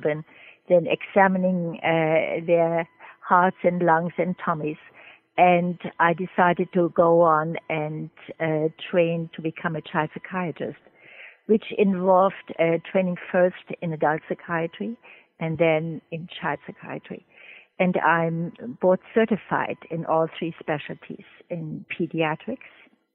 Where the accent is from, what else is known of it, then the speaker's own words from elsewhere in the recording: Germany; moved away as an adult; also born or lived in Trinidad; now in United States; I'm originally from Germany, and I met my late husband in medical school, and he did not want to stay in Germany